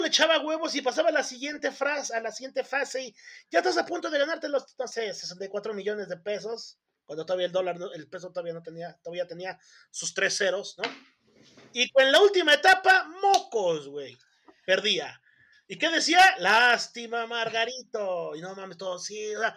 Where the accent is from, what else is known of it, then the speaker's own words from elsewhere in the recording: Mexico; nosotros como mexicanos